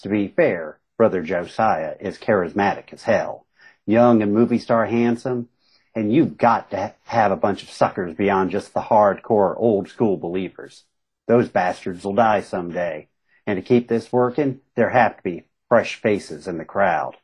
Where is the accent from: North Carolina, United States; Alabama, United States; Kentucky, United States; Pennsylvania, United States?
Kentucky, United States; Southern West Virginia, Eastern; I grew up in Eastern Kentucky, Southern West Virginia